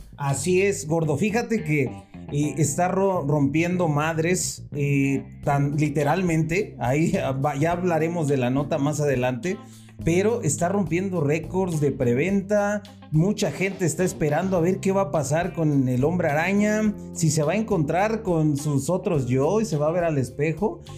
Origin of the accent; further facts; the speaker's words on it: Mexico; also born or lived in Mexico City; somos muy impuntuales aquí en México